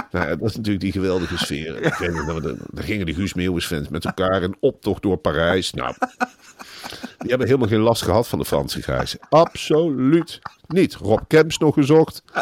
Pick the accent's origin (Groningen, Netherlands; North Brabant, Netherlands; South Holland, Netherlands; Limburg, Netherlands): North Brabant, Netherlands; ja, ik ben verdomme ook een Brabander ook. Oh, ben ik toch een Brabander. Alsjeblieft, en ik ben er trots op.